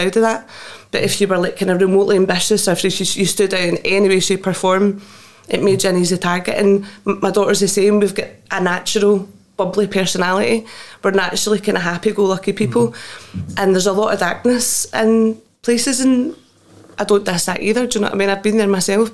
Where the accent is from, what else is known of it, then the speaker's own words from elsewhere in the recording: Greenock, Scotland, United Kingdom; it was rough. It was Greenock, you know, the east end of Greenock